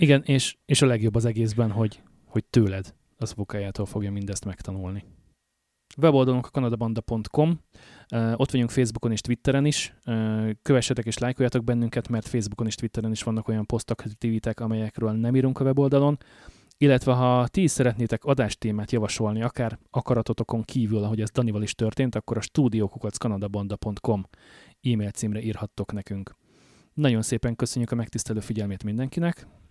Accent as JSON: {"language": "Hungarian", "country": "Hungary", "tie": "born or raised there", "moved": "as an adult", "lives_now": "Canada", "said": "jelentősen más körülmények között nőttünk föl, jelentősen más lehetőségeink voltak, adottak Magyarországon a 80-as, 90-es években, amikor mi voltunk fiatalok"}